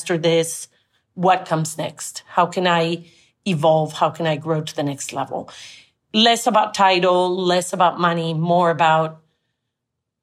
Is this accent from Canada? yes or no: no; Colombia; first language Spanish; English is a second language; moved away as an adult; also born or lived in France / Monterey; I grew up in Colombia and I went to an American school